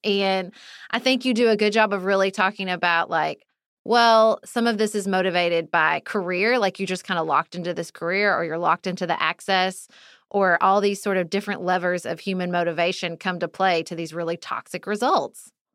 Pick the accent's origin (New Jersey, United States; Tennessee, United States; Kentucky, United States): Kentucky, United States; moved away; also born or lived in Washington, D.C.; I lived, I grew up in Kentucky.